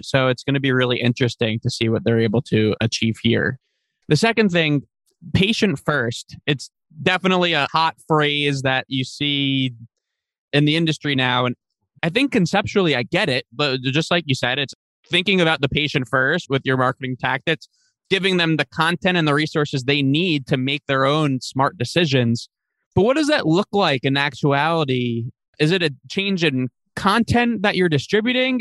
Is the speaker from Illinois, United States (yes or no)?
no; Long Island, New York, United States; I'm from Long Island